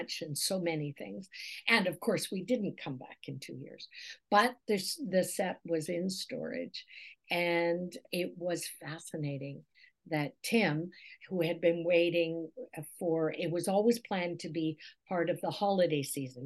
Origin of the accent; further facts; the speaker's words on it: Scotland, United Kingdom; now in Canada; as a Scot, as someone born in Scotland